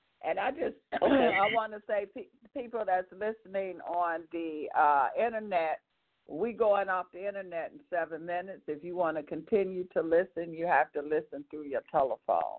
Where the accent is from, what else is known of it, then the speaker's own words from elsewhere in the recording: Michigan, United States; I was born in Michigan